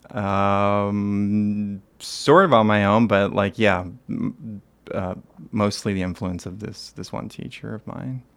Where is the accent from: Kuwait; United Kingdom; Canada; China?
Canada; Toronto, Ontario; I'm from Toronto. I was raised here